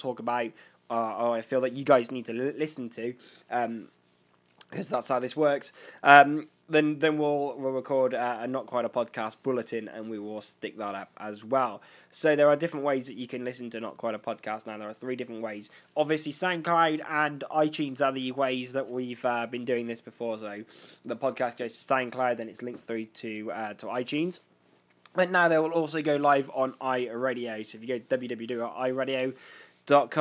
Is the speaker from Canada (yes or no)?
no; United Kingdom